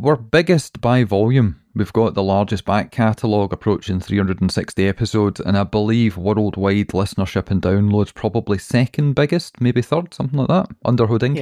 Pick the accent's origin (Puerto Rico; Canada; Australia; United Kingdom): United Kingdom; Scotland; We're Scottish